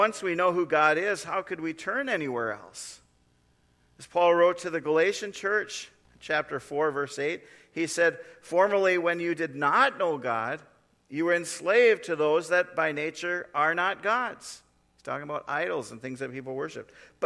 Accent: North Dakota, United States; moved away; I grew up in North Dakota

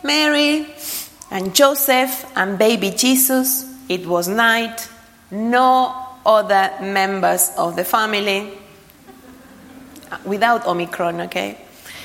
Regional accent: Argentina; moved away; I was brought up in Argentina

